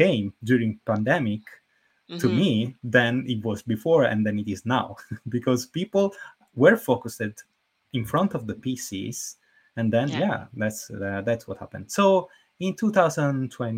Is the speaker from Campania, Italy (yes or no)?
yes; Naples, Campania, Italy; I moved back to Napoli.